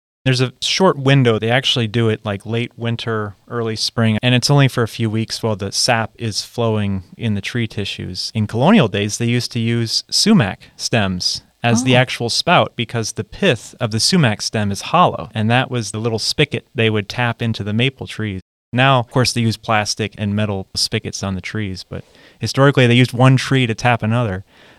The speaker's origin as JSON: {"language": "English", "region": "New England", "country": "United States", "moved": "yes", "lives_now": "Virginia, United States", "said": "I'm originally from New England, so we live and breathe maples up there."}